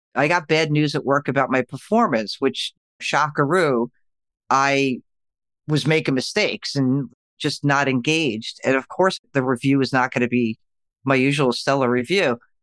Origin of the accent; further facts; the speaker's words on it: New York, United States; I am from New York